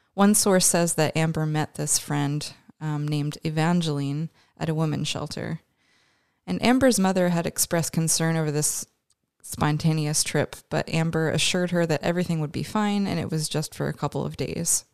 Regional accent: Canada; we're both Canadian

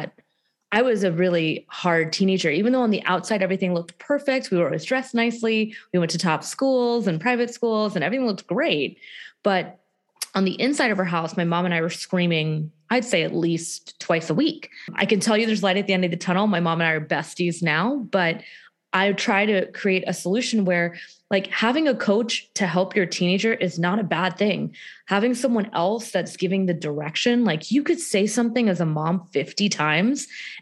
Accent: Houston, Texas, United States; I am from Houston, Texas

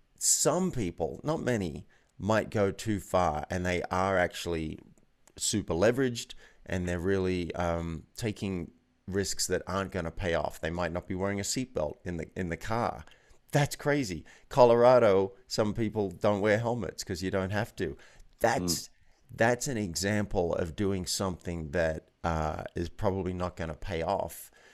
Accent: Australia; moved away as an adult; now in New York, United States; Like, here I was 24 with an office on Park Avenue. That was crazy. I moved from Australia, and I just wasn't very happy.

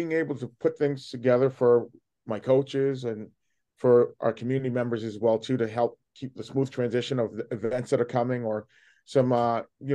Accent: Boston, Massachusetts, United States; now in Houlton, United States; I grew up in Dorchester, Massachusetts, right in the city of Boston.

